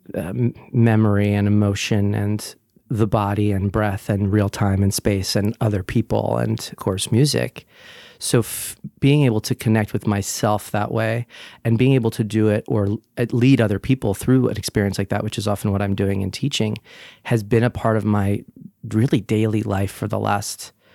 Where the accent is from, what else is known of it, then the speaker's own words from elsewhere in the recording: Brick, New Jersey, United States; also born or lived in Sunnyside, Queens, New York; now in New York, United States; I'm originally from Brick, New Jersey, the Jersey Shore